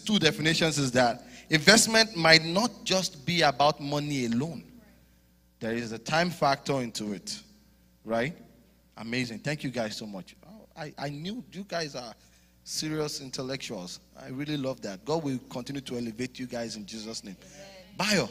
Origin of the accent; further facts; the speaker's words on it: Nigeria; moved away; I'm from Nigeria, back home.